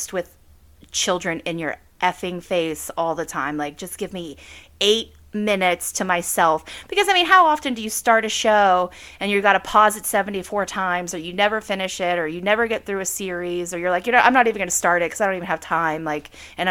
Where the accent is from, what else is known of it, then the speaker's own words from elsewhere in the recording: southwestern Pennsylvania, United States; I live in a small town in southwestern PA. I was born and raised here